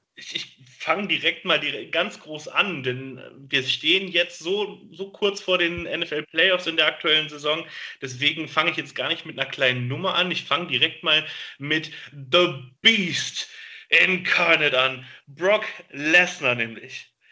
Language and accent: German; Gelsenkirchen, North Rhine-Westphalia, Germany; in dem Jahr hatten wir tatsächlich bei uns in Gelsenkirchen Besuch in den Schulen